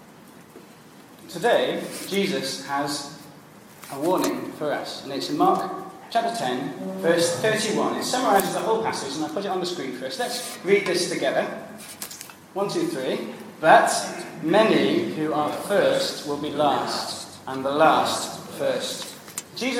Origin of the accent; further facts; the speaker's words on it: England, United Kingdom; moved away; also born or lived in Wales; I'm English